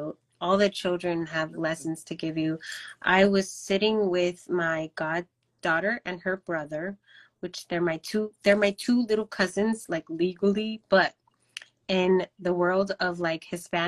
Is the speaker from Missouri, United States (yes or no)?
yes; Kansas City, Missouri, United States; born there; I was born in Kansas City.